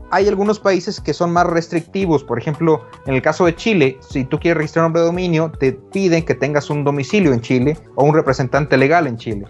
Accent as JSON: {"language": "Spanish", "country": "Mexico", "said": "Yo soy el segundo mexicano"}